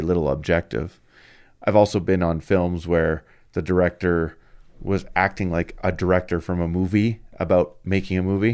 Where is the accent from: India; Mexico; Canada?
Canada; I'm Canadian